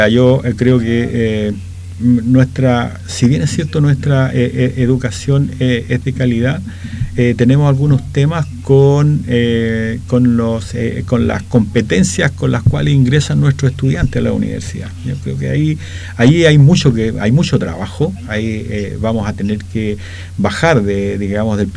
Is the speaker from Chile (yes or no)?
yes; Talca, Maule, Chile; yo vengo de Talca, ya soy oriundo de Talca.